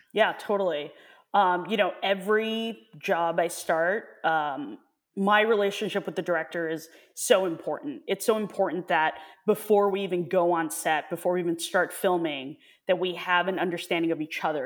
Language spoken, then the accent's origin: English; New York, United States; also born or lived in Hong Kong; I was born in Hong Kong, and my parents moved to New York when I was, like, two and a half, three, um, but then went back again when I was nine. So I was there for, uh, a few months